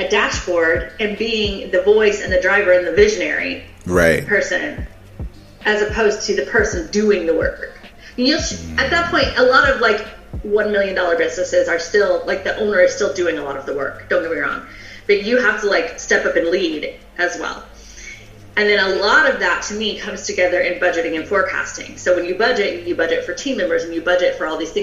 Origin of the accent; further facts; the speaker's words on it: the South, United States; I'm from the South.